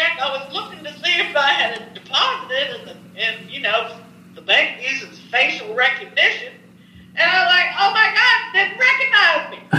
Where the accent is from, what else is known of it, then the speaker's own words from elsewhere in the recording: Tennessee, United States; also born or lived in Chicago; But anyways, I moved off to Tennessee from Chicago. I lived in Chicago, and I came back to my roots. I got down here. I'm in East Tennessee outside of Knoxville.